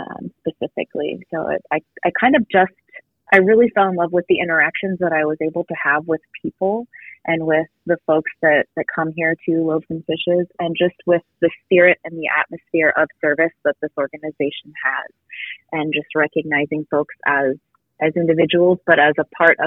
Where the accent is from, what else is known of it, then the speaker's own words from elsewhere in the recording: Boston, Massachusetts, United States; moved away as an adult; I'm originally from the Boston area